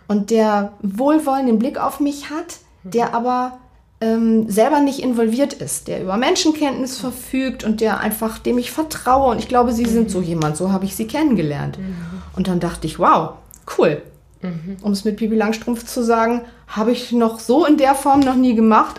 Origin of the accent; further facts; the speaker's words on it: Verden an der Aller, Lower Saxony, Germany; moved away as an adult; now in Hamburg, Germany; ich komme aus Pferden das ist für diejenigen, die das nicht kennen, zwischen Bremen und Hannover, Pferden